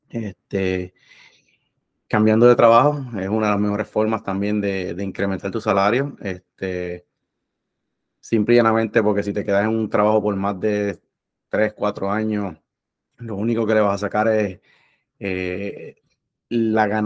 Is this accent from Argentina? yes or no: no; Puerto Rico; now in Florida, United States; nos mudamos de Puerto Rico, eh, hemos dejado familias atrás, este, hemos pasado las de Caín, eh, cuando vivíamos en Miami